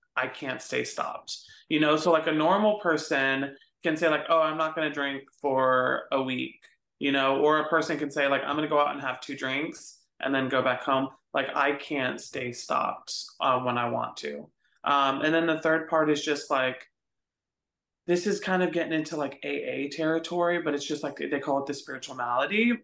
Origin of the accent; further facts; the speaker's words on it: Phoenix, Arizona, United States; moved away as an adult; now in Texas, United States; I grew up um in Phoenix, Arizona. So I'm not even from Texas. Um, I came out here when I was 24